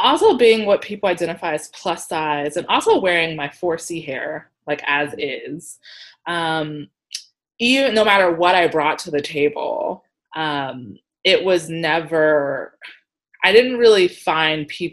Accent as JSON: {"language": "English", "town": "Columbus", "region": "Ohio", "country": "United States", "tie": "born or raised there", "also_born_or_lived": "Pittsburgh, Pennsylvania", "moved": "yes", "lives_now": "Seattle, United States", "said": "I was born and raised in Columbus, Ohio."}